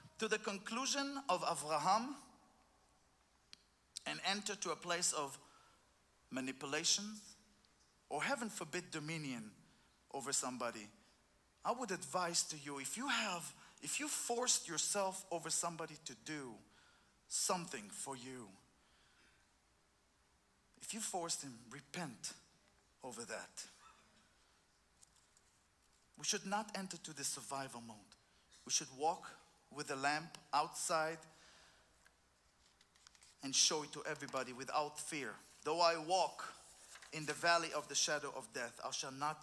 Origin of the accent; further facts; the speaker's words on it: Israel; I'm from Israel